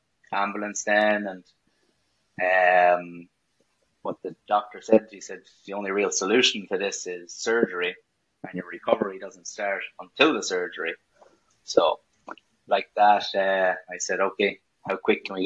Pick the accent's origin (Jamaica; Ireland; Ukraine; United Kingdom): Ireland; Carrickmacross, County Monaghan; also born or lived in New York, United States; now in Boston, United States; moved to Ireland when I was 7 to Carrick. Carrick Emmets would have been my home club in Monaghan